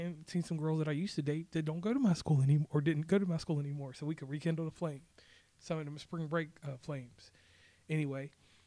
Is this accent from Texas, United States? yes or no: no; Rustburg, Virginia, United States; also born or lived in Lynchburg, Virginia; I hail from Rustburg, Virginia, by way of Lynchburg, Virginia. That's Central Virginia, 434 area code